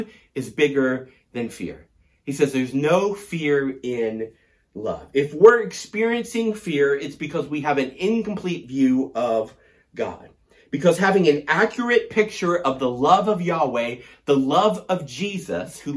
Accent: Tennessee, United States; I was growing up in Tennessee

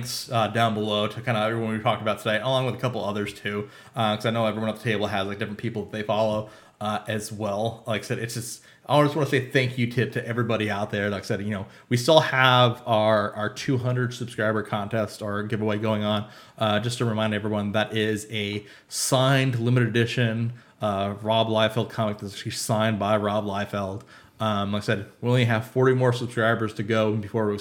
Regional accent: Arizona, United States; we're from Arizona

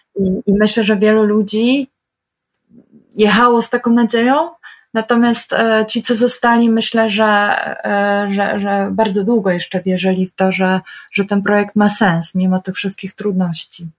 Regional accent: Poland; ja jestem z Polski

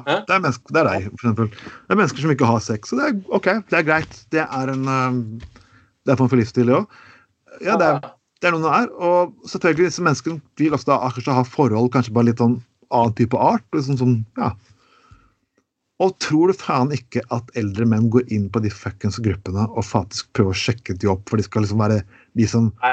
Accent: Telemark, Norway; Jeg kommer fra Telemark

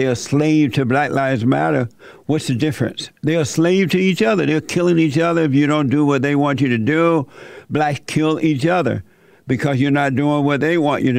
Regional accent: Alabama, United States; I grew up under the Jim Crow laws. I grew up in Alabama on a plantation.

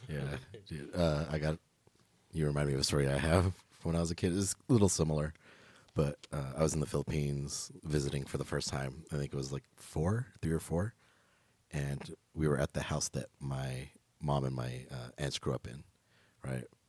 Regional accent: Los Angeles, California, United States; I'm originally from L A, like, I grew up in Echo Park

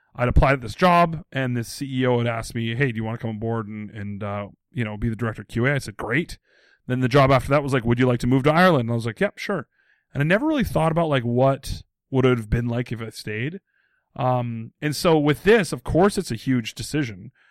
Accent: Abbotsford, British Columbia, Canada; moved away; in my hometown of Abbotsford, B C

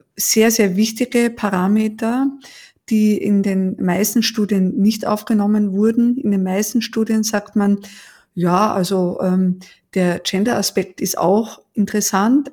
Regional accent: Vienna, Austria; moved away as an adult; now in Heidelberg, Germany; Ich bin in Wien geboren und habe die ersten 30 Jahre da auch verbracht.

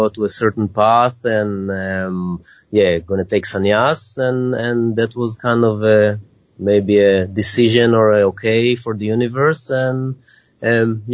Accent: Israel; moved away; I'm originally from Israel

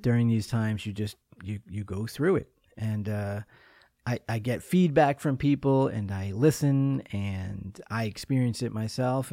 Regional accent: Long Island, New York, United States; I'm a kid from Long Island

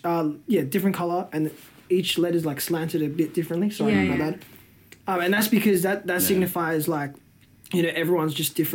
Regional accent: Melbourne, Victoria, Australia; that definitely comes from my Aussie side, because I'm Australian at the end of the day. You know? I was born and raised here. Yeah, obviously, my nationality's Filo, but if you ask me, like, to label what I am, I'm Australian.

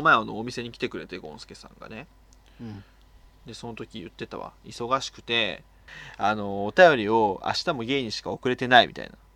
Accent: Oita, Japan; 俺の地元は大分やけど福岡よりやからでも博多よりも小倉の方が言葉が近いね

